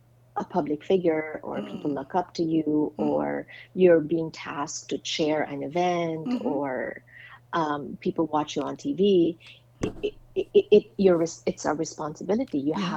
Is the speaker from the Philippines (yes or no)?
yes; Philippines; there he was getting married, and here I was accepting an award for my, I guess, impact as a Filipino, right?